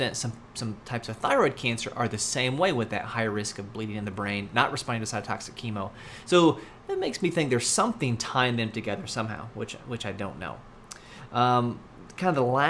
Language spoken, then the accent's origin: English; United States; as an American